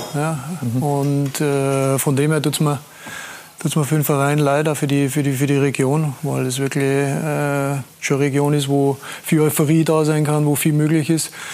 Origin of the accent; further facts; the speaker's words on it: Tyrol, Austria; als Österreicher